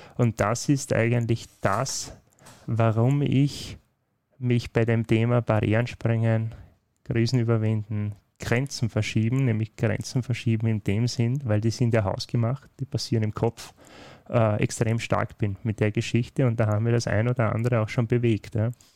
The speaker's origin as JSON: {"language": "German", "country": "Austria", "tie": "born or raised there", "said": "In den Breiten, wo ich aufgewachsen bin, steht WOS für äh, wie bitte."}